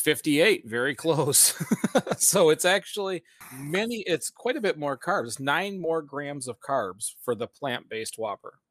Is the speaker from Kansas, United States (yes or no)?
no; Flint, Michigan, United States; we're from the Flint, Michigan area